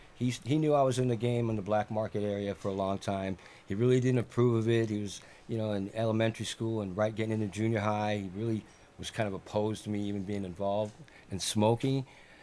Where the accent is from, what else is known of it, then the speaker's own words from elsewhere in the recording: San Fernando Valley, California, United States; also born or lived in Philippines; I'm from the San Fernando Valley. I was born in the Philippine Islands when my dad was in the Air Force. Came here, settled on the West Coast.